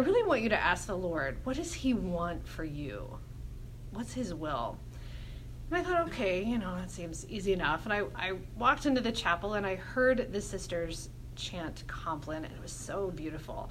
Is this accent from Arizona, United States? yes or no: no; Houston, Texas, United States; moved away; I'm from Houston